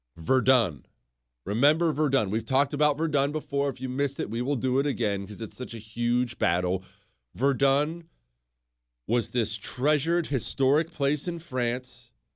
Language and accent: English; United States; I'm an American